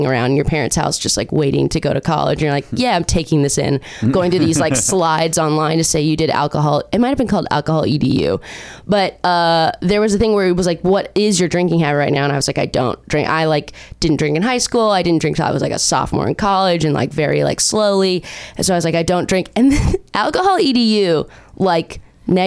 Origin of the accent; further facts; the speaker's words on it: Orange County, California, United States; also born or lived in Chicago; I'm from Orange County